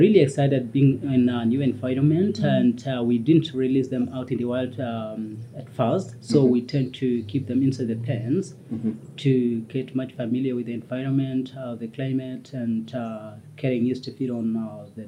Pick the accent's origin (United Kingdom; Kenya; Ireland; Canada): Kenya; near Maasai Mara, Narok County; moved away as an adult; now in Ol Pejeta, Kenya; Masai Mara is very close to my village.